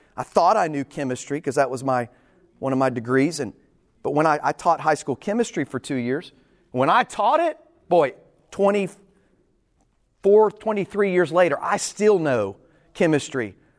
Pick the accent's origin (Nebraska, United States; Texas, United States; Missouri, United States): Texas, United States; I'm from Texas. I haven't lived anywhere other than Texas.